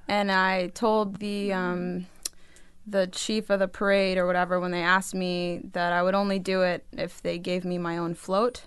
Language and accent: English; Delaware, United States; also born or lived in Wilmington, Delaware / Astoria, Queens, New York; now in New York, United States; I grew up in Delaware